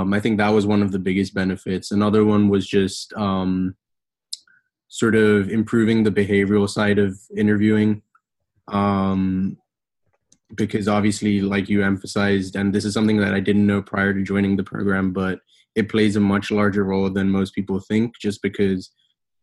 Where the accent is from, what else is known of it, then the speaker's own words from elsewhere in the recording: Bahrain; moved away as an adult; now in United States; I'm originally from Bahrain, lived there all my life, and then decided to come to the States for undergraduate studies.